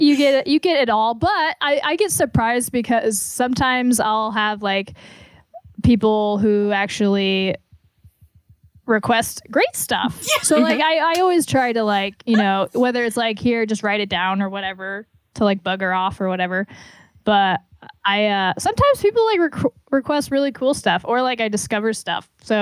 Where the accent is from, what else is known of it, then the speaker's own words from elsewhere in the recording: Atlanta, Georgia, United States; born there; Like I was born in Atlanta.